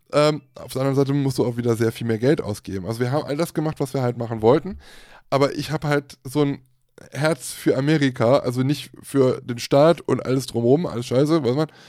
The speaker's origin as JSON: {"language": "German", "country": "Germany", "said": "bei uns in Deutschland"}